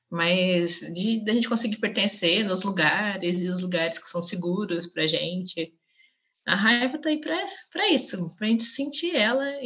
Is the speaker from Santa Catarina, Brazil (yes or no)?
no; Minas Gerais, Brazil; como boa mineira que sou, uma das coisas que eu mais gosto de fazer é experimentar novos cafés